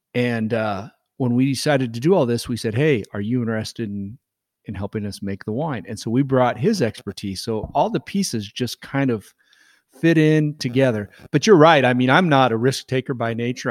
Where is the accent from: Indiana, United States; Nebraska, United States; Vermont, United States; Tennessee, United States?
Nebraska, United States; born and raised in Nebraska